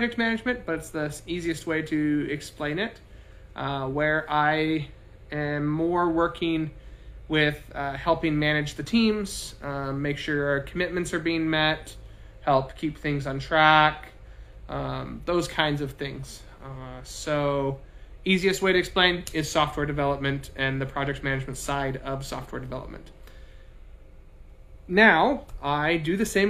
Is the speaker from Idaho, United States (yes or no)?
yes; Pocatello, Idaho, United States; I grew up in Pocatello, Idaho.